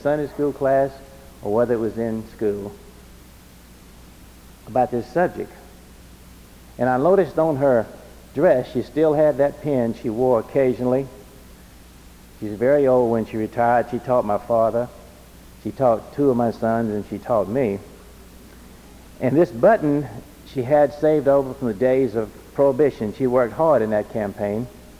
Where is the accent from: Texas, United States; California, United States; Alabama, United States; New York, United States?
Alabama, United States; the little crossroads cotton community I grew up in Alabama